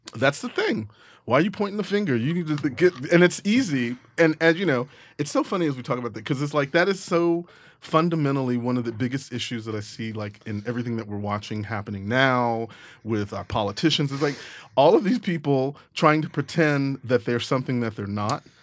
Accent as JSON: {"language": "English", "region": "Texas", "country": "United States", "said": "I'm from Texas"}